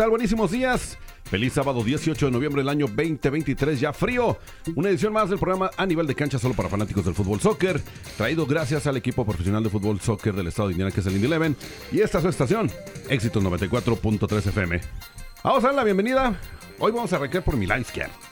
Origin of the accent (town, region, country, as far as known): Honduras; now in United States